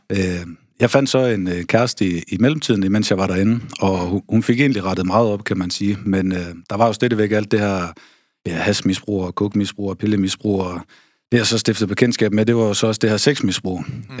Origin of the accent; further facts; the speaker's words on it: Aarhus, Central Denmark Region, Denmark; moved away; also born or lived in North Jutland; Født og opvokset i Aarhus